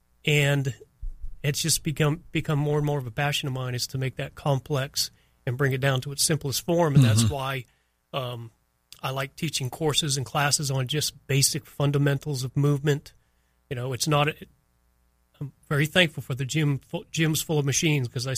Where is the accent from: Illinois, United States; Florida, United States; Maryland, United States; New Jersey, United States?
Florida, United States; Miami; also born or lived in New Bedford, Massachusetts; I grew up in Miami, and Miami was just, and it was just paradise growing up down there